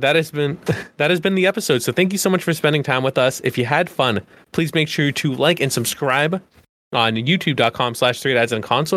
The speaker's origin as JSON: {"language": "English", "town": "Boston", "region": "Massachusetts", "country": "United States", "said": "as a Bostonian"}